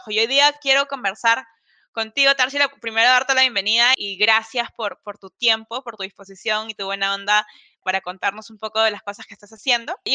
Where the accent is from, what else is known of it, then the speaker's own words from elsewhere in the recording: Peru; soy peruana